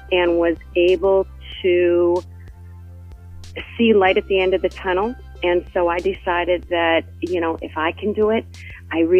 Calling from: Hoboken, New Jersey, United States; I am in Hoboken, New Jersey, which is uh, right across the river from New York City.

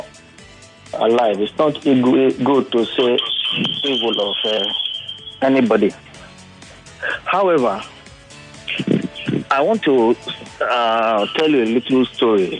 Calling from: Lagos, Nigeria; I'm calling from Ikoyi

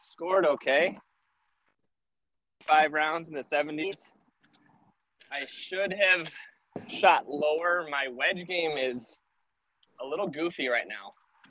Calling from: San Diego, California, United States; I'm in San Diego, California. More centrally located in Mission Valley, which is just east of downtown San Diego.

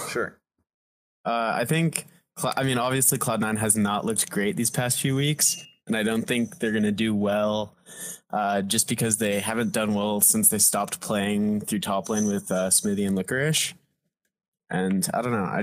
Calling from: Denver, Colorado, United States; I'm calling in from Denver, Colorado.

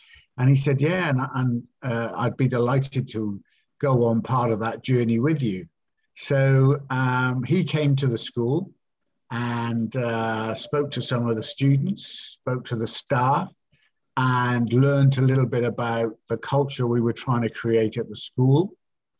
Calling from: Cardiff, Wales, United Kingdom; All the way from very rainy Cardiff, as I speak.

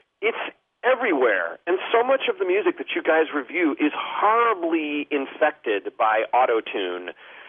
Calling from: El Cerrito, California, United States; I'm calling from El Cerrito, California.

